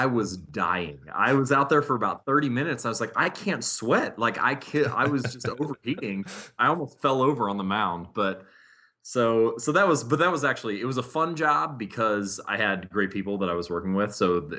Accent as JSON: {"language": "English", "town": "Hamilton", "region": "Ohio", "country": "United States", "tie": "born or raised there", "said": "I was born and raised in Hamilton, Ohio. Most of my family has grown up there, lived there."}